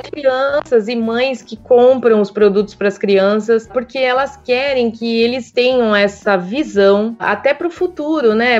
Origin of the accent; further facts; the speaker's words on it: São Paulo, Brazil; moved away as an adult; now in Piracicaba, Brazil; E eu nasci em São Paulo